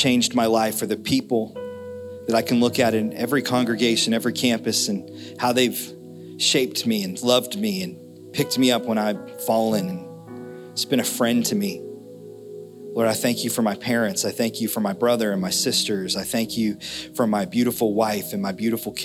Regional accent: United States; We grew up in America

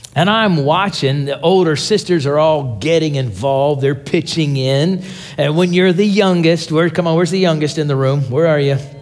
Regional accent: Pittsburgh, Pennsylvania, United States; now in Tulsa, United States; I'm from Tulsa, Oklahoma. Uh, originally, I'm from Pittsburgh, Pennsylvania

